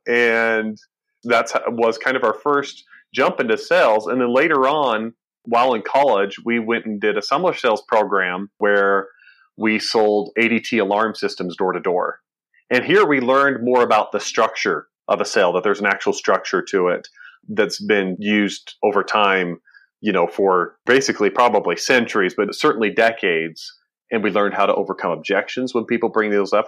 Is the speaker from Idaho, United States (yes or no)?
yes; Burley, Idaho, United States; I was born in Idaho, Burley, Idaho specifically, and grew up working on a potato farm.